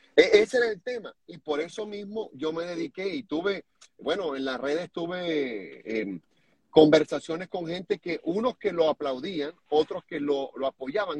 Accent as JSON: {"language": "Spanish", "country": "Venezuela", "moved": "as an adult", "lives_now": "United States", "said": "también somos venezolanos"}